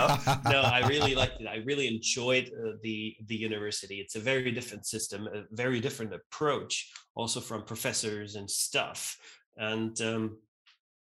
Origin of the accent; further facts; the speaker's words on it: Graz, Styria, Austria; also born or lived in Vienna, Austria; I grew up in Vienna first, and then my parents moved to this other city, Graz in Austria